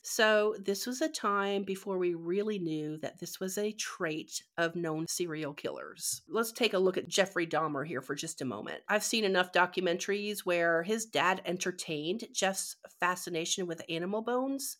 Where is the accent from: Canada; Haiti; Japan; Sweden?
Canada; moved away; growing up in Canada